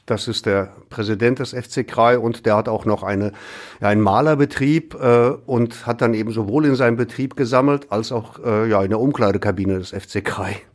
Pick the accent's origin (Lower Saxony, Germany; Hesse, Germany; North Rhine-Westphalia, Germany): North Rhine-Westphalia, Germany; Essen; ja, nur wenn ich jetzt als Essener sage, ja, ich will ganz schnell helfen, Kohle spenden.